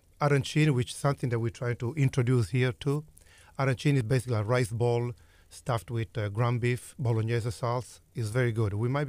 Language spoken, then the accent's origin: English; Messina, Sicily, Italy; English is a second language; moved away as an adult; also born or lived in Catania / Rome; now in Houston, United States; We lived in Catania. Even though I'm from Messina, my wife is from Gela. We grew up in different part of Sicily